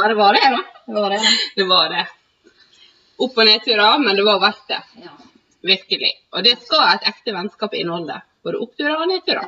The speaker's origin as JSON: {"language": "Norwegian", "town": "Sykkylven", "region": "Møre og Romsdal", "country": "Norway", "said": "Vi er fra samme bygd"}